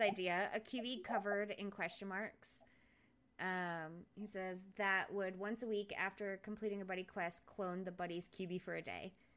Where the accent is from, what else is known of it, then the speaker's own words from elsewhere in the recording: Rhode Island, United States; moved away as an adult; now in Oklahoma City, United States; I was actually a manager of a Dunkin' Donuts when I lived in Rhode Island